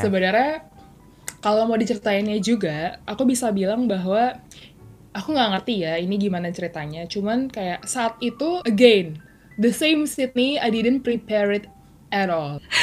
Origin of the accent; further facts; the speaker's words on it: Jakarta, Indonesia; kita besar di Jakarta